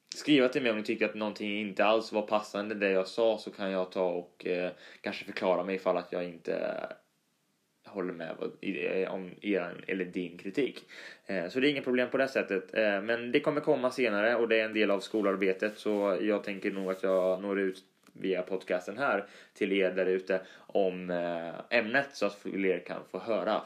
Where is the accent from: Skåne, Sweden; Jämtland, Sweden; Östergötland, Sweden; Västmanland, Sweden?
Östergötland, Sweden; accent: Östgötska; min dialekt östgötska är ju lite sådär rolig och bunnig